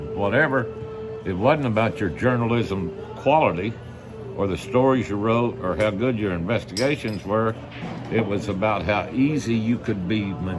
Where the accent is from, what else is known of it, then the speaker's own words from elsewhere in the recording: Stephenville, Texas, United States; also born or lived in Morgan Mill, Texas; I was born in Stephenville, Texas, but at the time my folks lived in a little burg outside of Stephenville called Morgan Mill.